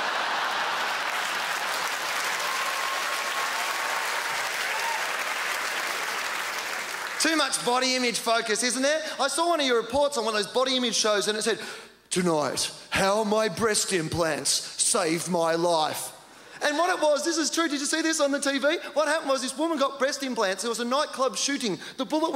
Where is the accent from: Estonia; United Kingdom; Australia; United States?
Australia; in Australia, I grew up on a dairy farm in a town that had 60 people.